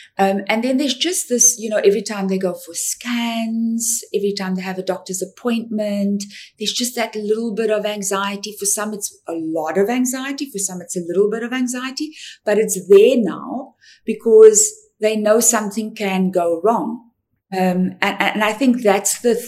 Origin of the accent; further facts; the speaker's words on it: South Africa; I'm from South Africa